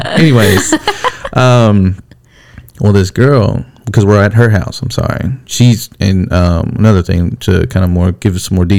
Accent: California, United States; So south, I came from California, right?

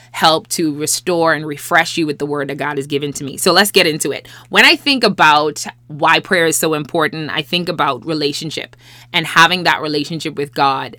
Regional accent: Bahamas; also born or lived in Los Angeles, United States; I'm from the Bahamas, and so therefore, I've never lived in L A before this time

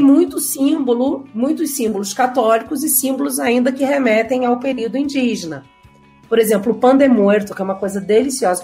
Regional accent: Rio de Janeiro, Brazil; moved away as an adult; also born or lived in Mexico; now in Mexico City, Mexico; sou carioca, pego o metrô todo dia

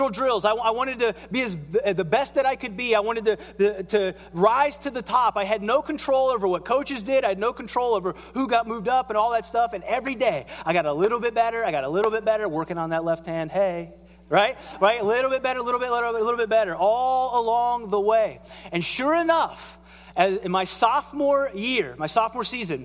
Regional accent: southern Ohio, United States; I grew up in Ohio and in south part of Ohio

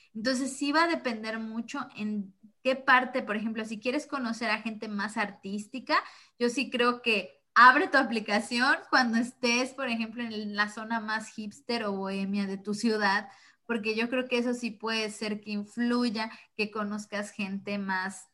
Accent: Mexico

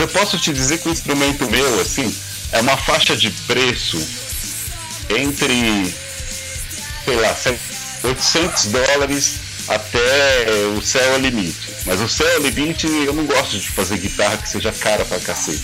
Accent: Brazil

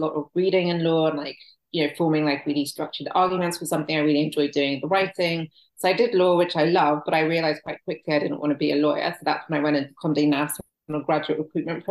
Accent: England, United Kingdom; moved away as an adult; also born or lived in Nigeria / San Francisco Bay Area, United States; now in United States; I'm Nigerian, yeah. I grew up in England, and I now live in America

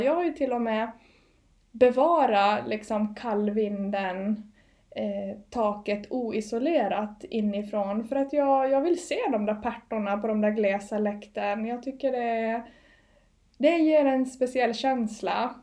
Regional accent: Åland Islands; born or raised there; now in Gotland, Sweden

